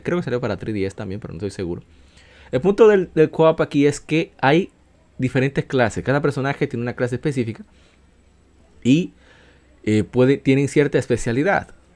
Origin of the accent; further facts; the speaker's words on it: Dominican Republic; República Dominicana, en mi país